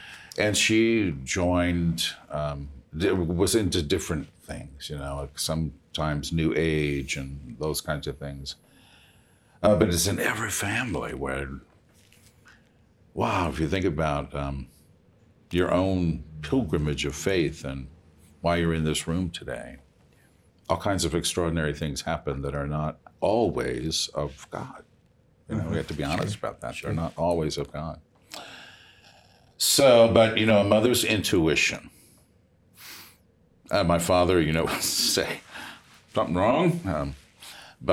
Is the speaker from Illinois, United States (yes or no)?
yes; Chicago, Illinois, United States; He was working at the Central State Hospital, but I'm from Chicago.